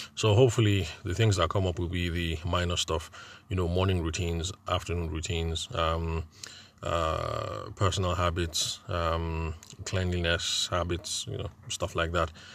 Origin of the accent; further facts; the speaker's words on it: Nigeria; I'm a Nigerian event and wedding photographer